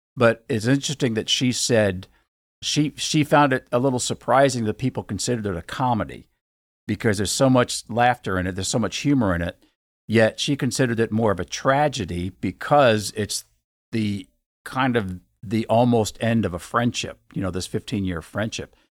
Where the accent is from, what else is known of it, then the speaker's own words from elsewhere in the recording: Bowie, Maryland, United States; I grew up in Bowie and did a lot of theater in, uh, in Bowie